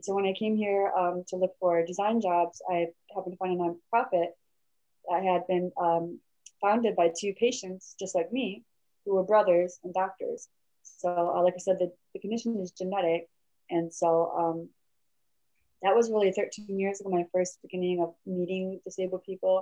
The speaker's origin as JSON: {"language": "English", "region": "Michigan", "country": "United States", "tie": "born or raised there", "also_born_or_lived": "South Korea", "moved": "as an adult", "lives_now": "California, United States", "said": "I wasn't born in Michigan. I was raised in Michigan to my adoptive family, Michigan."}